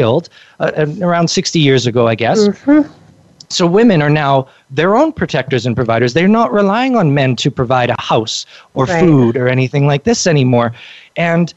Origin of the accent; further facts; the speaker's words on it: Canada; I'm from Canada